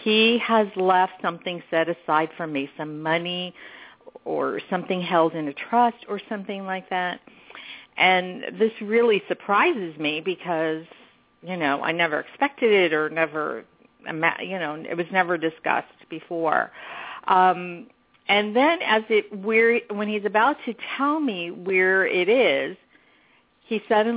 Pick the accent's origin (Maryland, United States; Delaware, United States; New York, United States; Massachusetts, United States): New York, United States; moved away; I grew up in New York